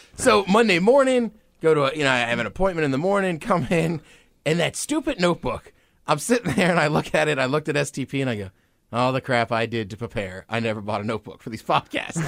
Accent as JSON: {"language": "English", "town": "College Park", "region": "Maryland", "country": "United States", "tie": "born or raised there", "moved": "yes", "lives_now": "Seattle, United States", "said": "I grew up in College Park, Maryland, my whole life."}